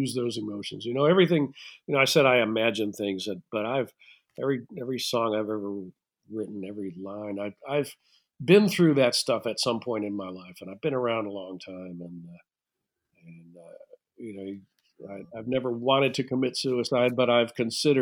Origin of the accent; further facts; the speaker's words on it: United States; I'm an American